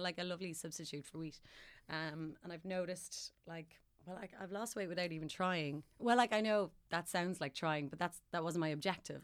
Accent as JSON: {"language": "English", "country": "Ireland", "said": "Mom was well, as supportive as an Irish parent would be"}